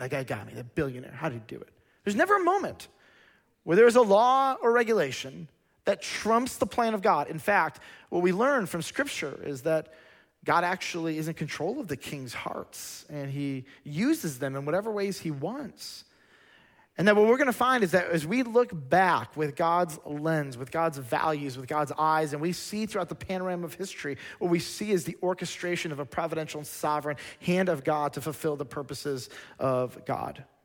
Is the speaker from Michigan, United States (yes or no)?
yes; Lansing, Michigan, United States; moved away; I was born in Lansing, Michigan